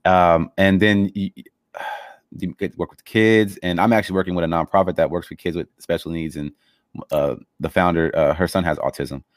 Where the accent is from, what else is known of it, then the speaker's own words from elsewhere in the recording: Los Angeles, California, United States; I grew up in Los Angeles